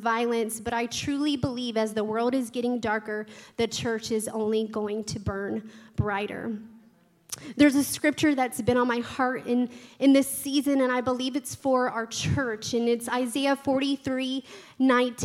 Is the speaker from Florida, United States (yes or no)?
yes; Tallahassee, Florida, United States; I was also born and raised in Tallahassee, and this is my home church